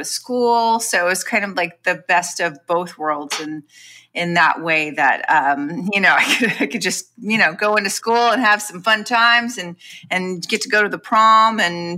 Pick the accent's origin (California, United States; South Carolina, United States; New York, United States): California, United States; Long Beach; also born or lived in Los Angeles; I'm from Long Beach, California, which is a suburb of Los Angeles.